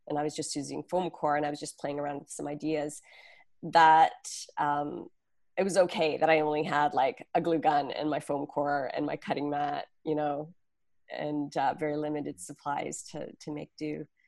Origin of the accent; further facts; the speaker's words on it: Canada; now in New York, United States; my husband and I are not originally from New York, we're from Canada.